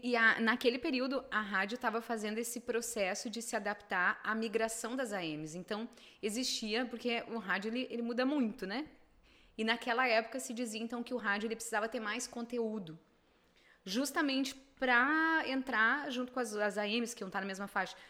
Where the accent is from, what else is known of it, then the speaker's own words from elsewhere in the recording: Venâncio Aires, Rio Grande do Sul, Brazil; eu sou de Venâncio